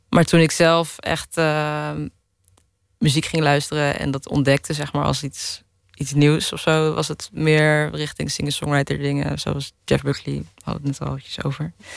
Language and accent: Dutch; Netherlands; also born or lived in Hilversum; now in Amsterdam, Netherlands; ik ben opgegroeid in de Bijlmer en toen naar de Hilversumse Meent gegaan